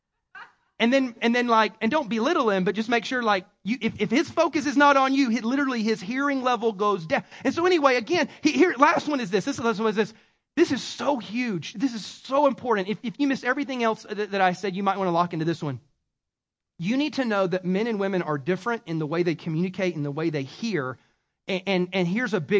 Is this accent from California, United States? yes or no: no; South Carolina, United States; accent: Southern; I have a Southernism because I'm from South Carolina.